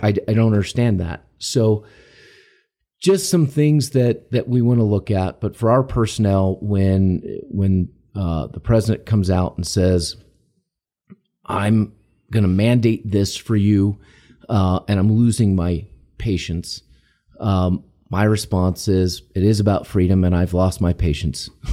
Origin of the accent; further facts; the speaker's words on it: United States; we're Americans, we're American citizens